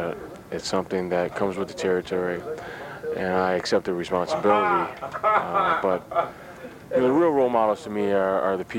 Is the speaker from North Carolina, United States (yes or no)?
no; Detroit, Michigan, United States; Grew up in Detroit. I love the city and proud to be from Detroit and the Motor City.